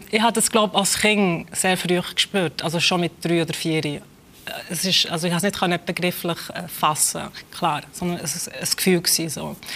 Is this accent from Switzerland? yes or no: yes; Adelboden, Bern, Switzerland; also born or lived in Kosovo; Eltern haben mich in die Schweiz geholt. Sie sind vorher schon in die Schweiz gegangen. Ähm, und ähm, ich bin in der Schweiz aufgewachsen